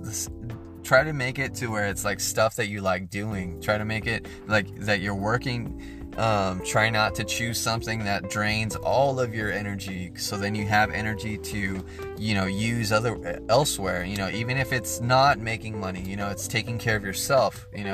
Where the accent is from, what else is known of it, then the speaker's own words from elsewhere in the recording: United States; as being an American, as being a part of this great nation